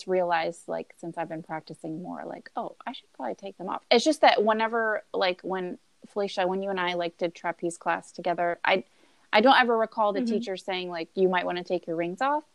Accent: Williamsburg, Virginia, United States; we're all from Williamsburg, Virginia area

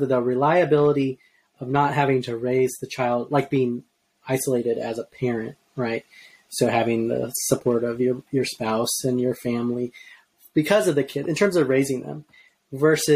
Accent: Arizona, United States; moved away as an adult; now in Atlanta, United States; We are from Arizona

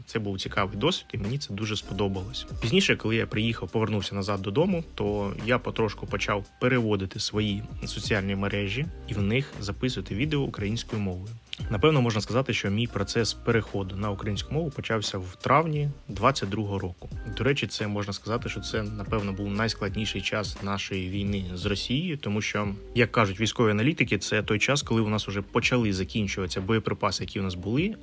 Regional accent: Ukraine; Ukrainian is a second language

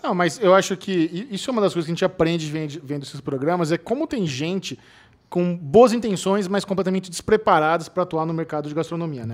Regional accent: São Paulo, Brazil; eu sou paulistano

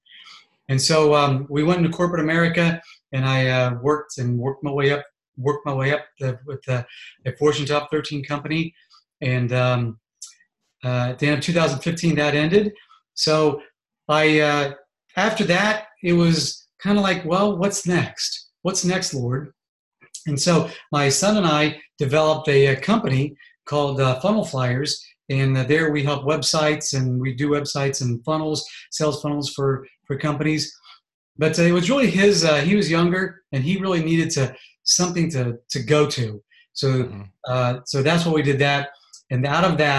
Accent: Columbus, Ohio, United States; I was born in Columbus, Ohio. I'm a Buckeye

